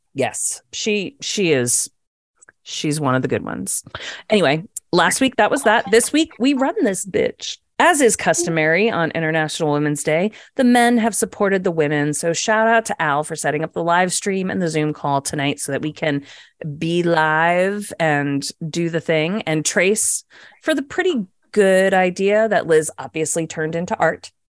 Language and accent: English; Virginia, United States; also born or lived in New Jersey; we all met in middle school when I moved down to Virginia from Jersey